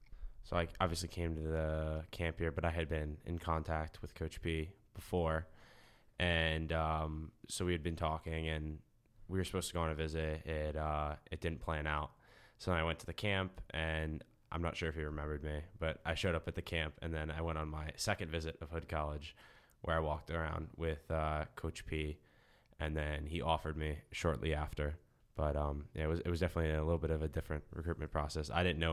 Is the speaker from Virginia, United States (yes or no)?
yes; Fairfax, Virginia, United States; I'm from Fairfax, Virginia, Northern Virginia.